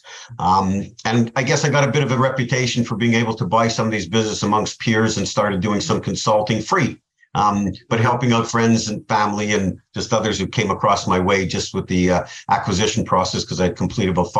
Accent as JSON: {"language": "English", "town": "Montreal", "region": "Quebec", "country": "Canada", "tie": "born or raised there", "moved": "as an adult", "lives_now": "South Florida, United States", "said": "I grew up in Canada, in Montreal, Canada, and I've been living in South Florida for 27 years."}